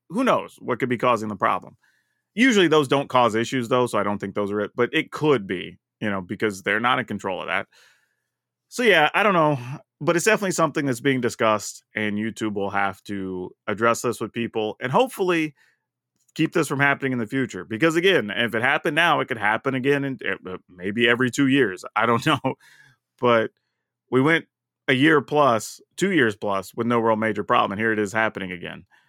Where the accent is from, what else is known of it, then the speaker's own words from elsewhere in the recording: the South, United States; I'm from the South